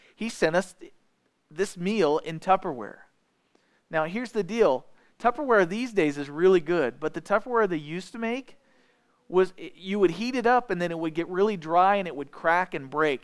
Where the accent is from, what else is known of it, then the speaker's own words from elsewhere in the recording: edge of Iron County, Missouri, United States; I grew up not in Iron County, but just on the edge of it